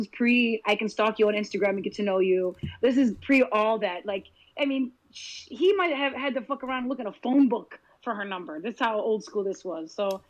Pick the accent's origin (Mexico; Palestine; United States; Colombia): Palestine; is it to be a Palestinian and have comedy? It's in my DNA.